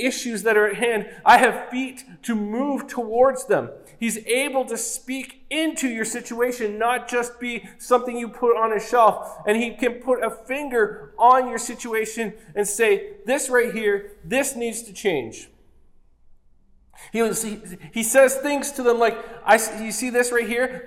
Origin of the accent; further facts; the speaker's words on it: Oshawa, Ontario, Canada; I grew up in Oshawa